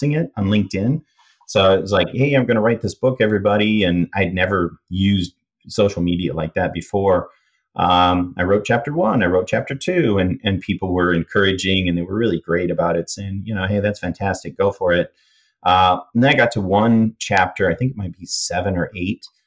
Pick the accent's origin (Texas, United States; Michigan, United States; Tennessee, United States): Michigan, United States; I grew up in Michigan near Canada